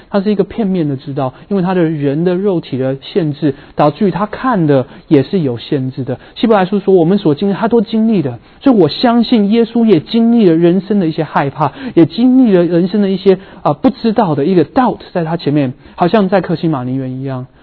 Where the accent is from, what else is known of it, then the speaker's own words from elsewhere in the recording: Vancouver, British Columbia, Canada; now in San Francisco Bay Area, United States; 我在温哥华长大的人